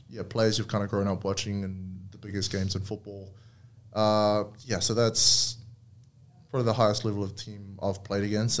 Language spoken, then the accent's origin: English; New Zealand; moved away as an adult; growing up in New Zealand